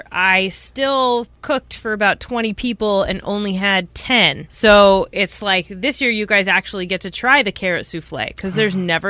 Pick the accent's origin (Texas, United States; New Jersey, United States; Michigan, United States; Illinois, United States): New Jersey, United States; New Jersey, my home state.